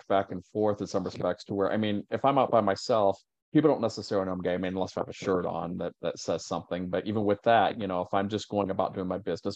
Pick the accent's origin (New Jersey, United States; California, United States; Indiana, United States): Indiana, United States; Richmond; moved away as an adult; now in Chicago, United States; my hometown's Richmond, Indiana